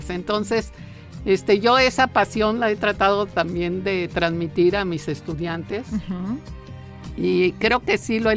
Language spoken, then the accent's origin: Spanish; Mexico City, Mexico; En la Ciudad de México.